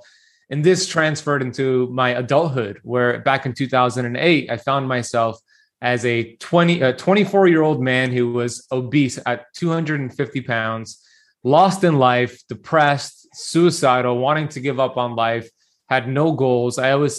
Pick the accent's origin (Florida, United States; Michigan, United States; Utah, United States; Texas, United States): Florida, United States; Miami Beach; So I grew up here in Miami Beach, Florida, born and raised